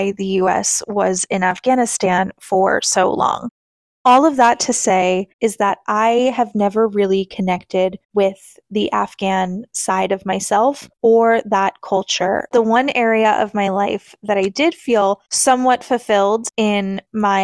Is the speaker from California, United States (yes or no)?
no; New York, United States; I was 5 years old when 9/11 happened in my home state of New York